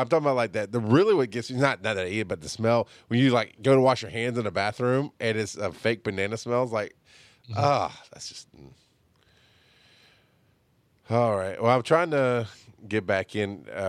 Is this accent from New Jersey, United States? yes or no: no; Georgia, United States; I'm from Georgia and I don't like peaches.